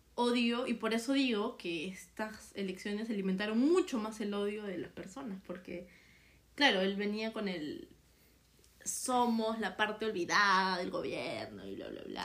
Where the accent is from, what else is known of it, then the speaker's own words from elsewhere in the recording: Peru; no somos ciudadanos de Perú, sino hasta cumplir 18 años